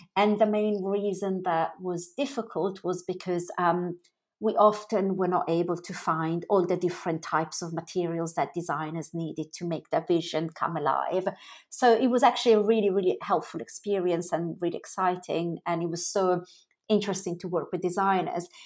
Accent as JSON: {"language": "English", "town": "Milan", "region": "Lombardy", "country": "Italy", "tie": "born or raised there", "moved": "as an adult", "said": "I grew up in Italy. So, I was born in Milan and I spent up until sort of the age of, um, about twenty in, in Italy."}